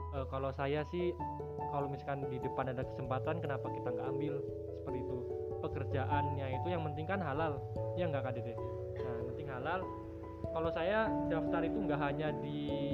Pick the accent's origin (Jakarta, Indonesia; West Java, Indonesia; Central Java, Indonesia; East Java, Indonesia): Central Java, Indonesia; Wonosobo; Saya berasal dari Wonosobo sama seperti Kak Dede